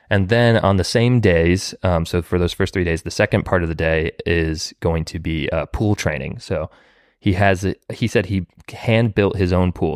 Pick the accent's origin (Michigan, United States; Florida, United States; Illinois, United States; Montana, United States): Florida, United States; also born or lived in California; now in Nashville, United States; I'm from Florida, and then I also lived in California